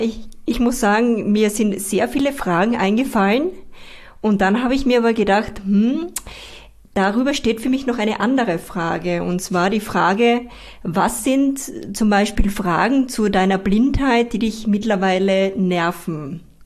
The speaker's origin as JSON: {"language": "German", "region": "Styria", "country": "Austria", "tie": "born or raised there", "said": "meine Heimat, die Steiermark"}